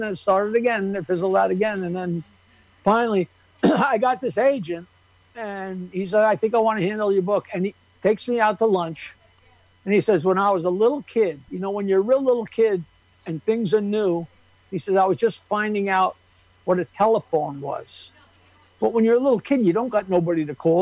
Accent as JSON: {"language": "English", "town": "Bayville", "region": "New York", "country": "United States", "said": "I'm from Bayville, and we were one of the first places that got cable"}